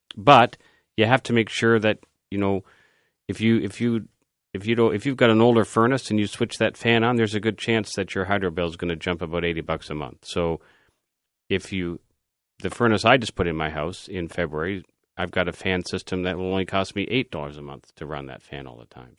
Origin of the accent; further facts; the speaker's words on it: Canada; we are Canadian